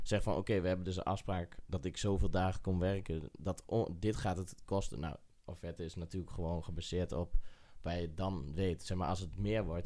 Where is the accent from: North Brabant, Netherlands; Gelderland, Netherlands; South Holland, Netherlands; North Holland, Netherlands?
Gelderland, Netherlands; Eibergen; Ik kom uit Eibergen